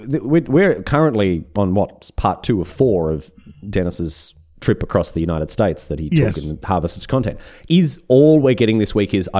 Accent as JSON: {"language": "English", "country": "Australia", "said": "as an Australian."}